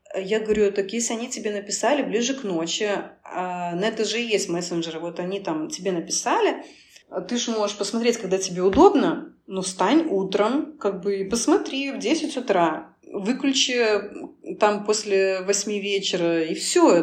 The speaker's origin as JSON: {"language": "Russian", "country": "Belarus", "also_born_or_lived": "Moscow, Russia", "moved": "yes", "lives_now": "Cyprus", "said": "Я вообще сама белоруска, но в Москве 7 лет прожила"}